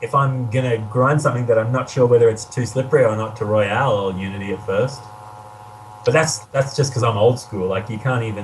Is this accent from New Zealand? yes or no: no; Brisbane, Queensland, Australia; moved away as an adult; also born or lived in Sydney; I grew up in Brisbane, in Queensland.